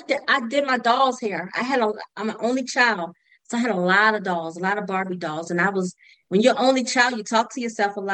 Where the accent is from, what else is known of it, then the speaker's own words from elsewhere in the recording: Virginia, United States; moved away as an adult; also born or lived in Baltimore, Maryland; I moved to Maryland because I grew up in Virginia